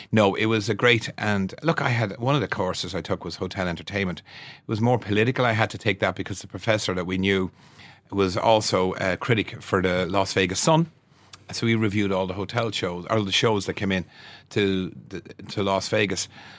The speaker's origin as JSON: {"language": "English", "town": "Wexford", "region": "Leinster", "country": "Ireland", "moved": "yes", "said": "Well, 1970, that's right. We moved up from Wexford in 1968 and Dad went to work for PV Doyle for a couple of years."}